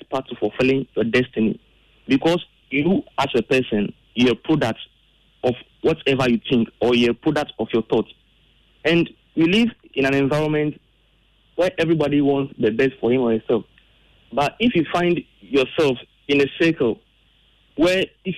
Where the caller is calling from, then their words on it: Sege, Greater Accra, Ghana; I'm speaking from Sege.